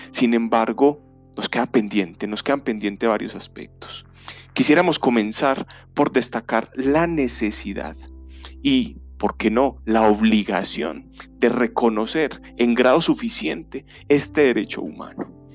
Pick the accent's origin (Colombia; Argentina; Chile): Colombia; en un país como el colombiano, como el, como el de nosotros